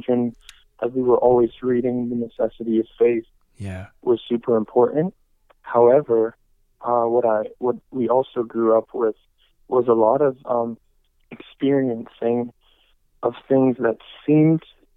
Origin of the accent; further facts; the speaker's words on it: United States; he and I are both Ethiopians, first generation Americans, though born here. And so we were both raised, and I was raised with my family, four other siblings, in the Ethiopian church here in America